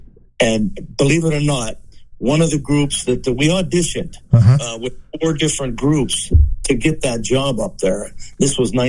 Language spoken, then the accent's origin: English; Aliquippa, Pennsylvania, United States; my hometown here of Aliquippa, Pennsylvania.